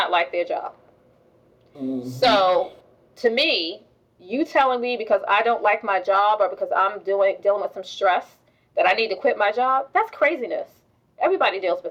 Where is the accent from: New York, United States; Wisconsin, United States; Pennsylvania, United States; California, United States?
New York, United States; I grew up in New York